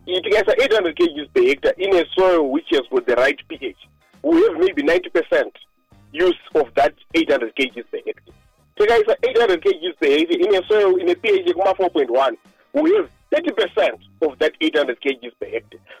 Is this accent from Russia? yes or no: no; Mazoe, Mashonaland Central, Zimbabwe; also born or lived in Chivu; I come from Mazoe. You know, there are red soils. You see, they are known to be very rich and stuff like that.